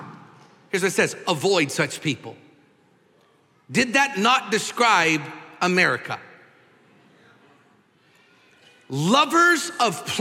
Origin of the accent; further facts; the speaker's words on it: Washington, United States; now in Texas, United States; in my home state of Washington, where I'm from